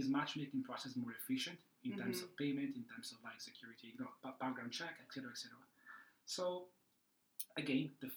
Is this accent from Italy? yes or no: yes; Italy; accent: Italian; English is a second language; moved away as an adult; also born or lived in Madrid, Spain / Cardiff, Wales / London, United Kingdom / New York, United States; now in Singapore; I'm Italian. You can tell that from the accent. I left more or less 20 years ago.